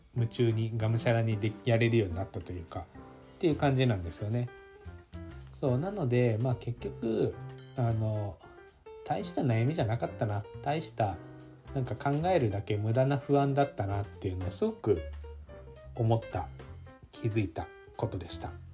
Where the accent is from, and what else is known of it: Japan; moved away